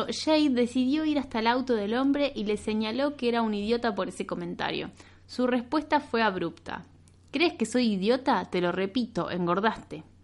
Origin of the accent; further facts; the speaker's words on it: United Kingdom; Una joven británica de 28 años, podría ser yo, porque también soy británica.